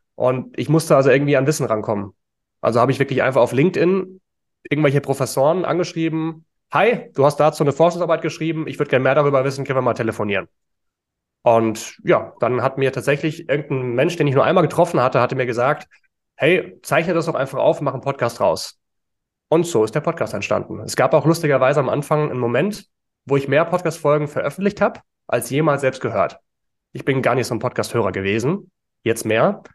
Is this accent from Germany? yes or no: yes; Frankfurt area, Hesse, Germany; now in Berlin, Germany; ich komme ja aus der Gegend von Frankfurt, also Eintracht Frankfurt als Kind